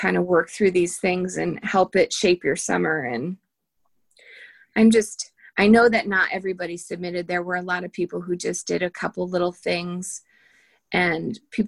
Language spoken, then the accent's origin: English; Litchfield County, Connecticut, United States; moved away; Litchfield County in Connecticut, which is where I'm from